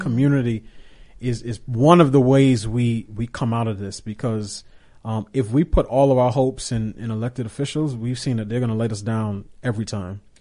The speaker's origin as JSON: {"language": "English", "region": "New York", "country": "United States", "tie": "born or raised there", "said": "as a kid growing up in New York"}